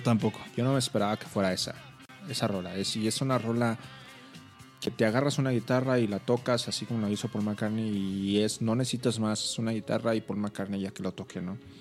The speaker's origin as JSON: {"language": "Spanish", "town": "Monterrey", "region": "Nuevo León", "country": "Mexico", "moved": "yes", "lives_now": "Mexico City, Mexico", "said": "yo soy regio y estuve aquí"}